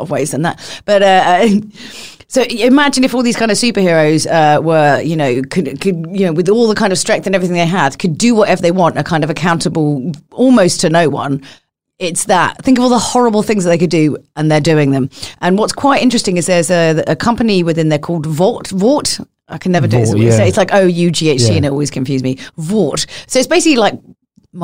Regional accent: London, United Kingdom; I come from London.

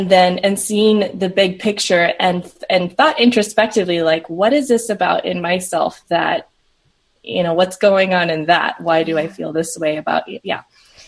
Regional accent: Southern United States, United States; also born or lived in Peru; I'm originally from Peru. And moved to the States with my brother and parents when I was really young. So I grew up in the South and the Midwest.

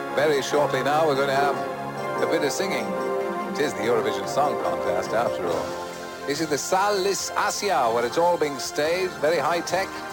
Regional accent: Manchester, North West England, United Kingdom; moved away; I grew up in Manchester

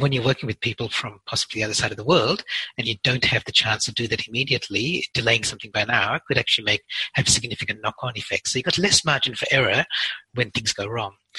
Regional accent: Perth, Western Australia, Australia; my hometown in Perth

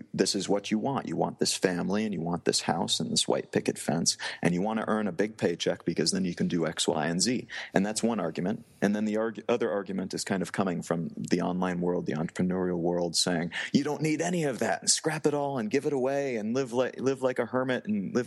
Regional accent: Midwest of the U.S., United States; moved away; growing up in the Midwest of the U.S.

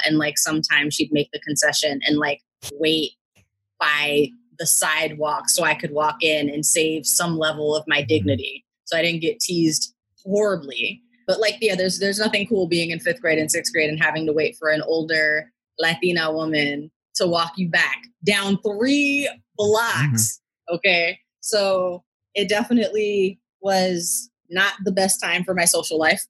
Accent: Washington, District of Columbia, United States; I was born and raised in Washington, D.C.

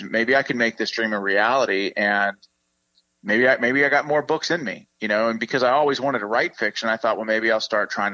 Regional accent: Pittsburgh, Pennsylvania, United States; I'm also from Pittsburgh, Pennsylvania, which is the Steel City

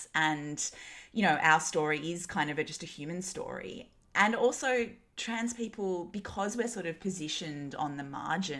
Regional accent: Newcastle, New South Wales, Australia; I grew up in Newcastle in the 90s and early 2000s. It was a super like white, straight, you know, kind of Aussie white bread culture

